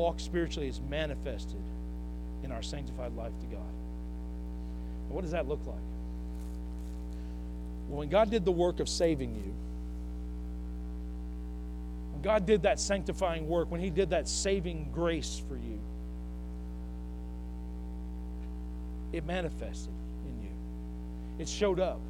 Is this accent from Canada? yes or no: no; Northwest Arkansas, United States; I'm from here, y'all. I'm from Northwest Arkansas